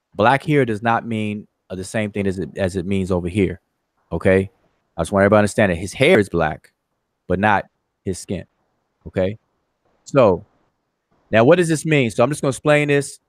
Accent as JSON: {"language": "English", "town": "Washington", "region": "District of Columbia", "country": "United States", "said": "that's kind of near my stomping ground, the DMV, all all all way all day, Washington D.C."}